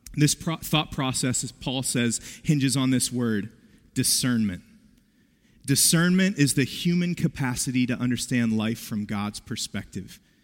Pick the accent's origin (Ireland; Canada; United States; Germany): United States; West Virginia; I grew up in West Virginia